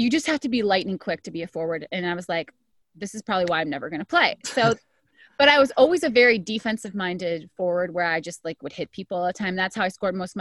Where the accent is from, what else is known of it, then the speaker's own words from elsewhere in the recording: Wisconsin, United States; now in Los Angeles, United States; growing up in Wisconsin, you're pretty much Canadian, you know, we talk like Canadians